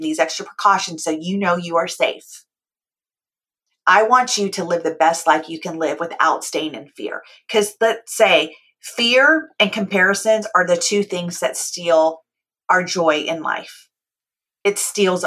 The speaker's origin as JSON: {"language": "English", "region": "California", "country": "United States", "tie": "born or raised there", "said": "I was born and raised in California."}